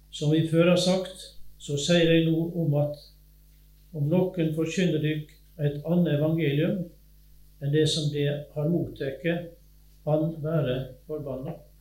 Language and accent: Norwegian; Sunnhordland, Vestland, Norway; accent: Western Norwegian (vestlending); also born or lived in Innset, Sør-Trøndelag; now in Telemark, Norway; Og jeg er vestlending, som du sikkert hører, fra Sunnhordland kommer jeg egentlig